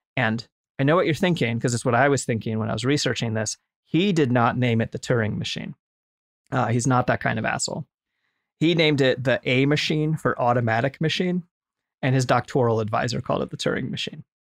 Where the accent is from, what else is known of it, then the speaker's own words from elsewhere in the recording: United States; just as a white American of Irish descent